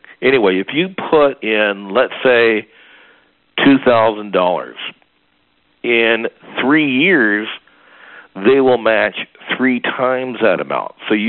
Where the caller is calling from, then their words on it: Medford, Oregon, United States; I'm calling from Medford, Oregon, and that is a town in southern Oregon.